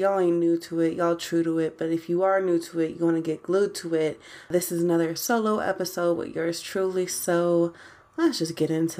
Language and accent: English; Columbus, Ohio, United States; I'm American. I am from Ohio, specifically the 614. That's Columbus, Ohio, for those of y'all who don't know.